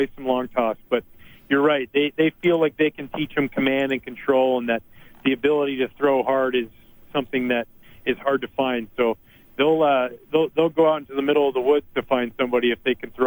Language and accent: English; Gibsons, British Columbia, Canada; it was a treat growing up in Gibson's where obviously the Beachcombers was filmed